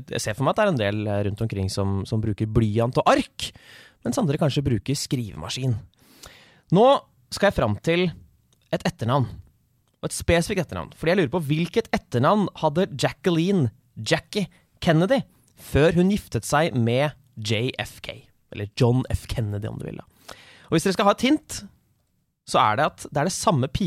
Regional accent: Norway; Jeg er fra Norge.

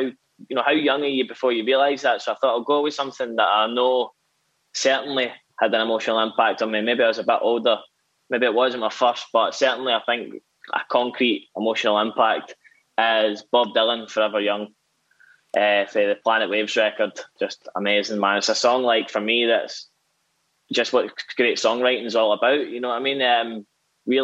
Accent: Whitburn, Scotland, United Kingdom; I'm from a small town in central Scotland called Whitburn.

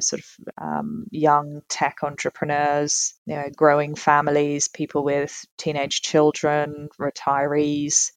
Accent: Tasmania, Australia; moved away as an adult; also born or lived in United Kingdom; I was born and raised in Tasmania um, and I got on a plane and left when I was 18

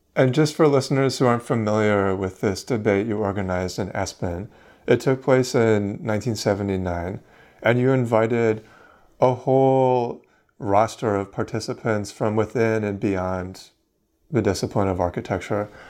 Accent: Vancouver, British Columbia, Canada; I'm from Vancouver, um, and obviously grew up with that building as a part of my, a significant part of my life.

